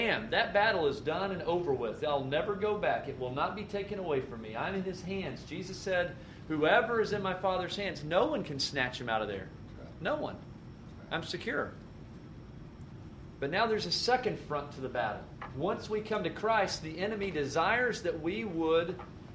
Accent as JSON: {"language": "English", "country": "United States", "tie": "born or raised there", "said": "I was raised in America"}